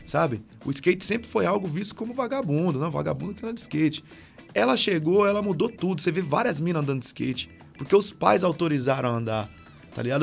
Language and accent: Portuguese; Brazil; eu moro aqui no SIC, morei a minha vida toda.